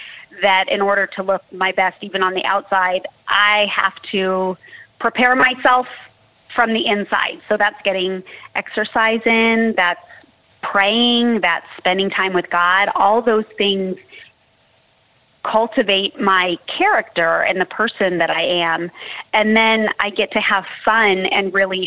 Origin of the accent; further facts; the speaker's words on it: Southern California, United States; I'm born and raised in Southern California